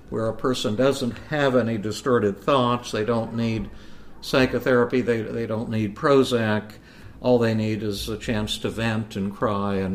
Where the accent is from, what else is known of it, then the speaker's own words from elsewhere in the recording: India; there is a conspiracy against me because I have long hair and dark skin and because I'm from India.